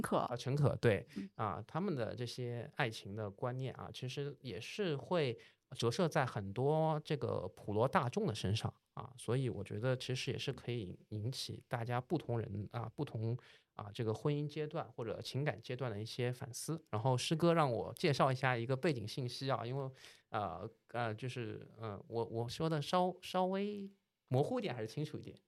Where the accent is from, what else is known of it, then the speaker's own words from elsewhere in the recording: China; 因为其实我们中国人是比较擅长在这个小台子上面去玩这些旋转的